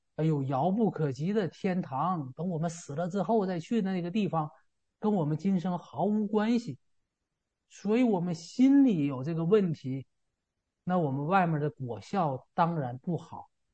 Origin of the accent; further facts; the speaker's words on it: China; 这个事儿好像跟我们中国人就没关系